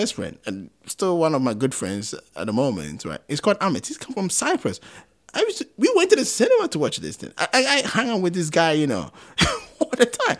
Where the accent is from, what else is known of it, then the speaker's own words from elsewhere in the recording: Kumasi, Ashanti, Ghana; now in United Kingdom; I'm from Kumasi